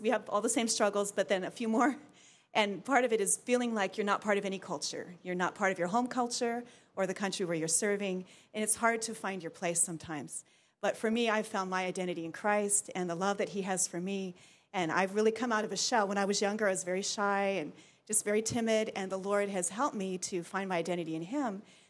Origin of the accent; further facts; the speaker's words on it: Japan; born there; I was born in Japan to missionary parents and had a great experience there.